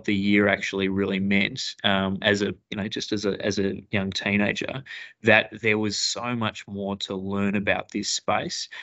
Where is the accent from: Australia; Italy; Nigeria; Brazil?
Australia; Broome, Western Australia; I grew up in Broome in the Kimberleys, went to Cable Primary School, beautiful part of the world